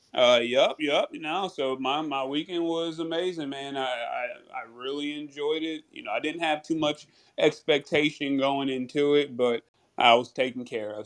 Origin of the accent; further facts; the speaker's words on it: North Carolina, United States; also born or lived in Brooklyn, New York; now in Georgia, United States; born in Brooklyn, but I was raised in North Carolina